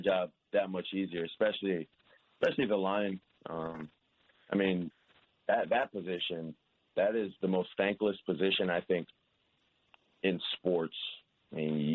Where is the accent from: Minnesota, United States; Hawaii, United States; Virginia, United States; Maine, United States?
Hawaii, United States; I'm from Hawaii